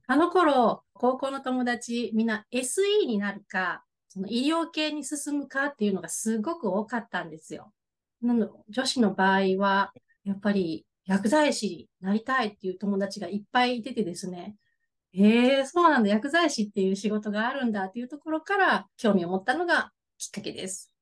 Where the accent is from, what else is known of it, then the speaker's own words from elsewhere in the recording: Imabari, Ehime, Japan; 生まれも育ちも、もう地元なんですけれども、大学の時は県外に出て、また就職の時に戻ってきて、で、ずっと住んでます